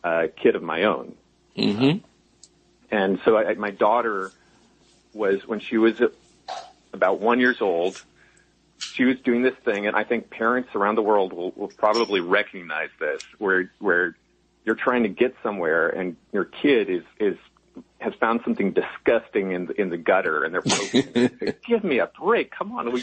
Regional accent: Nevada City, California, United States; also born or lived in Berkeley, California; we moved up to Nevada City, up about halfway between Sacramento and Tahoe in the California foothills. And that was a lovely place to grow up

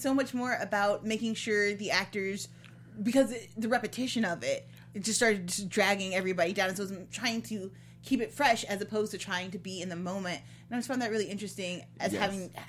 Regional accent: Ottawa, Illinois, United States; also born or lived in Chicago; I was born just outside of Chicago, but when I was 5, we moved to Ottawa, Illinois, which is the corn. Like, my backyard is essentially a state park.

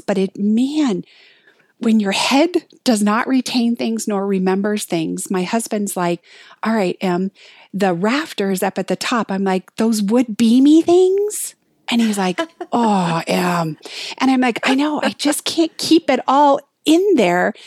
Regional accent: Hawaii, United States; moved away as an adult; also born or lived in Colorado; I was raised in Hawaii. I moved to Colorado to go to college.

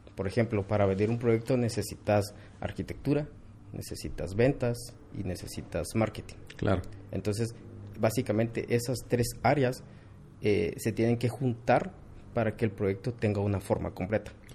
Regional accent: Quetzaltenango, Guatemala; regresé a Shela, yo soy de Shela

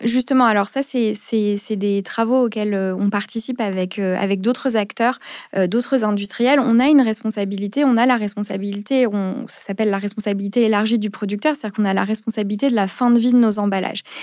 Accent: Paris, Île-de-France, France; also born or lived in Geneva; je suis parisienne

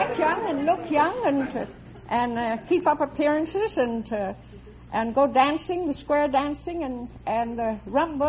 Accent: Minneapolis, Minnesota, United States; Minneapolis, Minnesota.

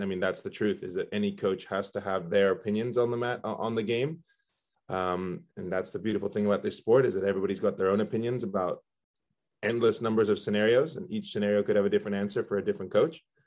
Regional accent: Belgium; also born or lived in Spain; now in United States; I was born in Spain. Uh, my dad's from Spain. My mom's from the U.S. And uh, we we grew up. I grew up in Belgium

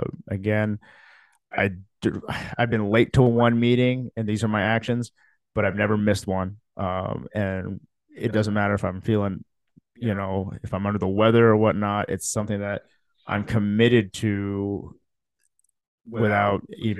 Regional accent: Lincoln, Nebraska, United States; also born or lived in Philippines / Fremont, Nebraska; we moved here to the United States when I was 2 years old, to Fremont, Nebraska. And then my dad's jobs changed, and then we moved here to Lincoln and been here ever since

